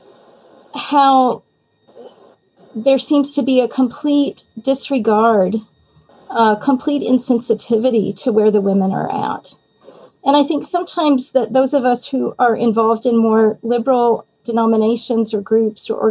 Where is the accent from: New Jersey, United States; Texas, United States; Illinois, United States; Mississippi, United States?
Texas, United States; I'm also from Texas, so, you know, Southern Baptist heritage, Texas